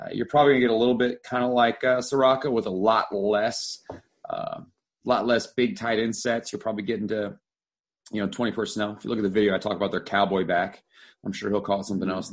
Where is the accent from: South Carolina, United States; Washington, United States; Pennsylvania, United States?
Pennsylvania, United States; Philadelphia; now in Houston, United States; I'm from Pennsylvania originally. I'm from Philly